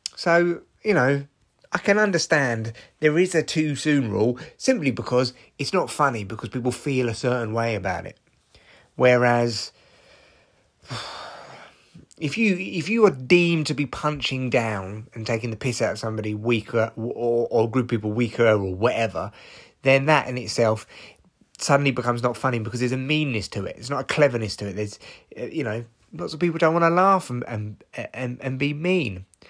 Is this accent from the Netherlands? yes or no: no; United Kingdom; I'm British